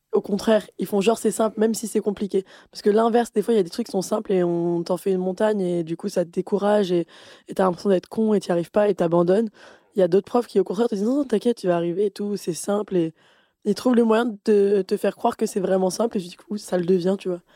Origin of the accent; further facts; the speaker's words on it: Avignon, Provence-Alpes-Côte d'Azur, France; j'ai grandi à Avignon